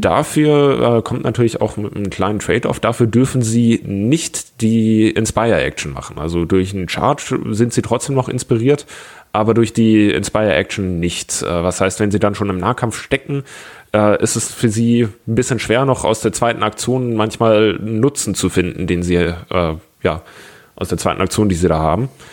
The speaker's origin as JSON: {"language": "German", "town": "Augsburg", "region": "Bavaria", "country": "Germany", "moved": "as an adult", "lives_now": "Lübeck, Germany", "said": "ursprünglich komme ich aus Augsburg"}